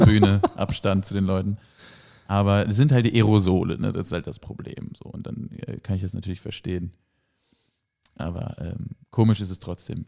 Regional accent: Flensburg, Schleswig-Holstein, Germany; in meiner Heimatstadt und um meine Heimatstadt in Flensburg rum.

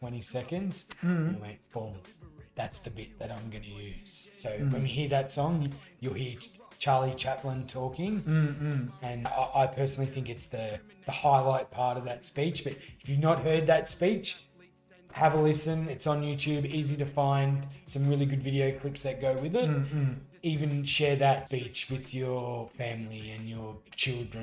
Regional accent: Lockhart, New South Wales, Australia; now in Brisbane, Australia; In my part of Australia where I grew up in Lockhart, New South Wales, which is down near Albury-Wodonga

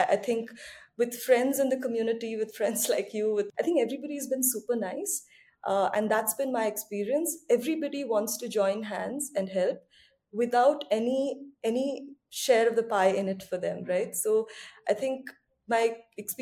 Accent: Odisha, India; the state, which I call my home state

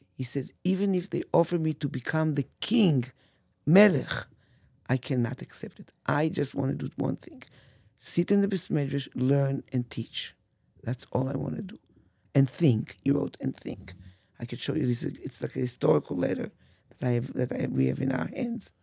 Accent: Petah Tikva, Central District, Israel; English is a second language; moved away as an adult; now in Chicago, United States; I grew up in Petah Tikva

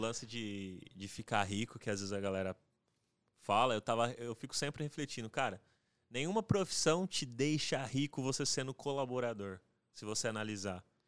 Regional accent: José Bonifácio, São Paulo, Brazil; na minha cidade, que eu sou lá de José Bonifácio, é interiorzão

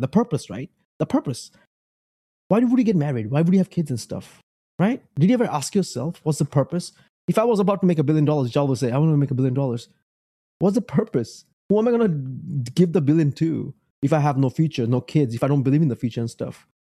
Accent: United States; also born or lived in Bangladesh; I'm American. I'm Beng, Bangladeshi American.

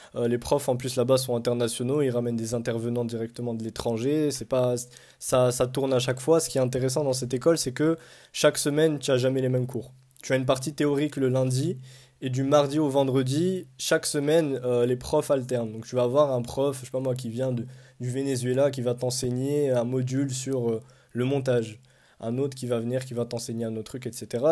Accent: Morocco; now in France; on est tous marocains, on parle tous arabe

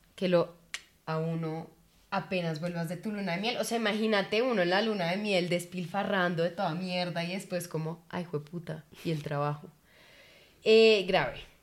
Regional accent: Colombia; amo haber nacido en Colombia

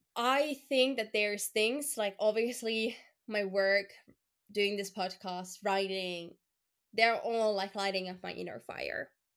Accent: Luxembourg; born there; first language French; English is a second language; Just a funny fact, I was born in Luxembourg. So the first language I ever heard was French. And then of course I was raised by Finnish family. So that became the second language.

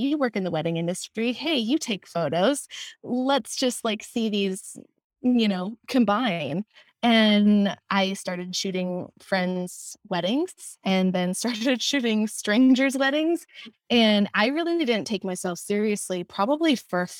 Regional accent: Wisconsin, United States; moved away as an adult; also born or lived in Minnesota / London; now in Los Angeles, United States; I am originally from the Midwest. I grew up in Wisconsin

